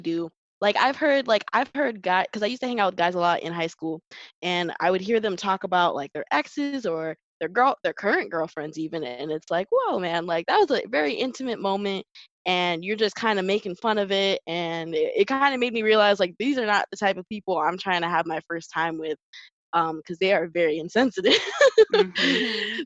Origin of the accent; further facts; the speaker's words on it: St. Cloud, Florida, United States; I was raised in St. Cloud